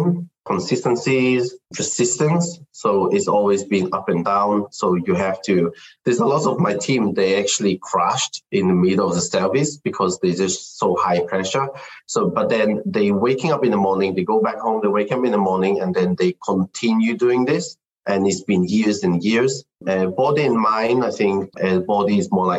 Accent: Israel; moved away as an adult; now in United Kingdom; So I'm Chinese. I was born in Israel. I grew up there.

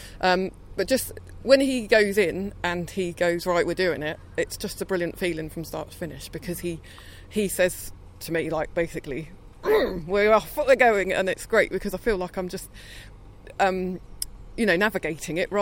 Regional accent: Hampshire, South East England, United Kingdom; I'm from Hampshire.

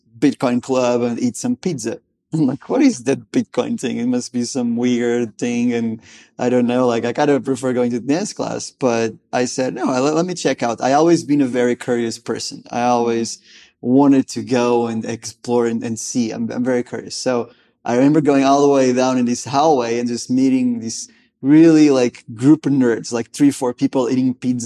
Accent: Lisbon, Portugal; moved away as an adult; also born or lived in Gainesville, Florida; I'm originally from Lisbon, Portugal, out there in Europe.

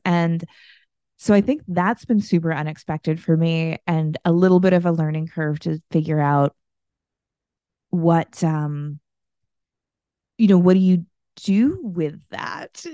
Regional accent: United States; I'm from the United States

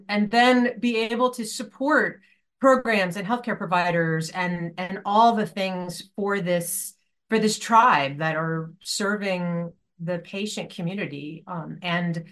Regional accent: Poughkeepsie, New York, United States; I grew up in upstate New York. I'm from Poughkeepsie

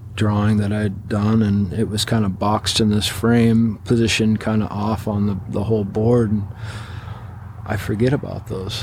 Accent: Washington, United States; growing up in Washington, like you were

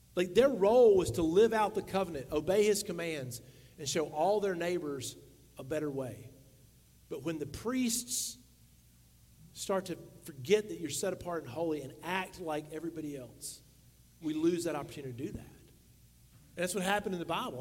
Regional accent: the South, United States; we grew up in the South

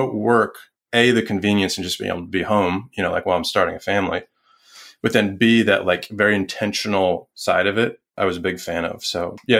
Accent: New York, United States; also born or lived in Salt Lake City / San Mateo / Salisbury, Maryland; now in Richmond, United States; I'm from New York, my family's there

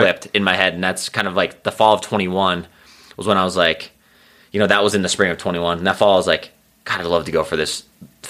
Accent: Foley, Minnesota, United States; accent: Central Minnesota; moved away as an adult; now in Boulder, United States; I grew up in the Foley, my hometown, 2,500 people.

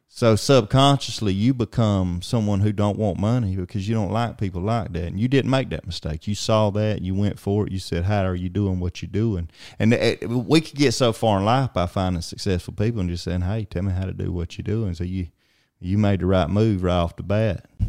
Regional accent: Alma, Georgia, United States; big city of Alma, Georgia, Blue Ridge capital of the world, and, uh, my hometown as well

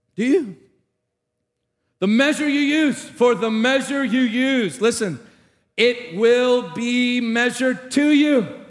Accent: Tarpon Springs, Florida, United States; moved away; Chris and I grew up in the same hometown, a little Greek town named Tarpon Springs

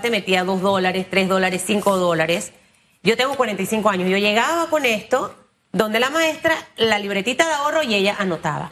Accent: Panama

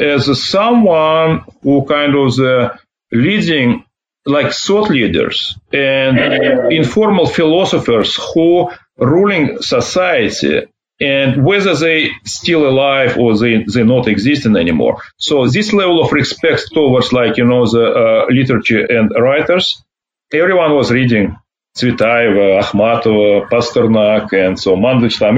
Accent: Ufa, Bashkortostan, Russia; English is a second language; moved away as an adult; now in United States; I'm growing up in the Ufa, which is the capital of Bashkortostan

